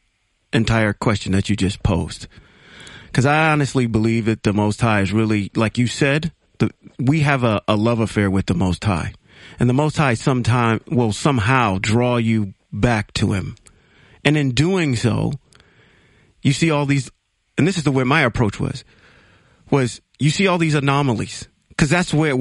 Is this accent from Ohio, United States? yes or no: yes; Ohio, United States; moved away; also born or lived in Reno, Nevada; I'm originally from Ohio, and when I moved out to the West Coast, I went to this small little Baptist church in Reno, Nevada.